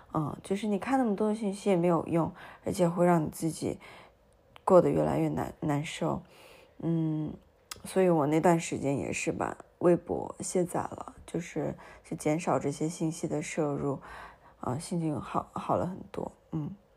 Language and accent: Chinese; Nanjing, Jiangsu, China; 我从小不是在南京长大嘛